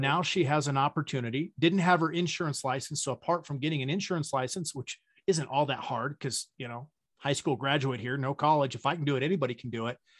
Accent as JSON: {"language": "English", "region": "Wyoming", "country": "United States", "tie": "born or raised there", "said": "I grew up in the Wild West, right? I grew up in Wyoming."}